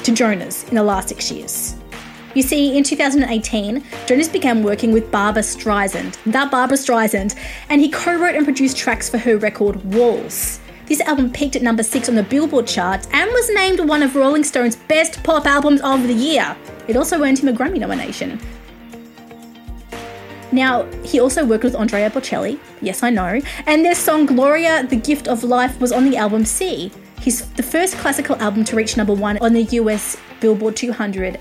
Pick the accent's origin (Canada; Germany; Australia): Australia; I'm Australian